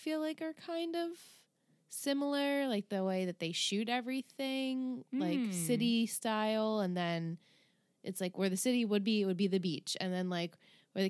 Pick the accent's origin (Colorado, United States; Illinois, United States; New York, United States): New York, United States; Especially as a New Yorker too